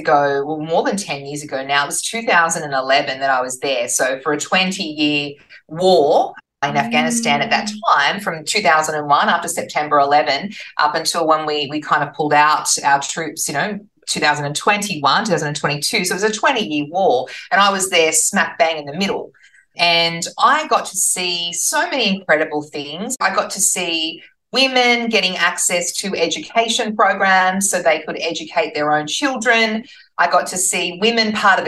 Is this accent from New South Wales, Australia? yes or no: yes; Newcastle, New South Wales, Australia; I'm from Newcastle